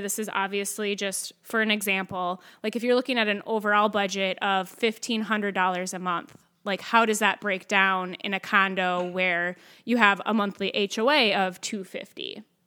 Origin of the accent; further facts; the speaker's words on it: Winthrop, Minnesota, United States; also born or lived in Tracy, Minnesota; I grew up mainly in a small town in Minnesota called Winthrop